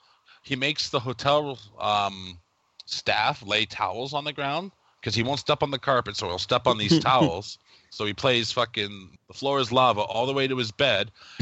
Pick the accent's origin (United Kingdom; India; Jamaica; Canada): Canada; As a Canadian, I would like to apologize for Howie Mandel. That's not how we are.